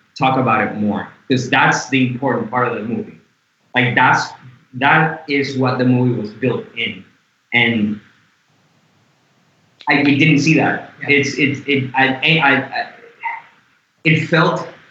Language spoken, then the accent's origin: English; Puerto Rico; moved away; I am also white, but I am Latino. I'm from Puerto Rico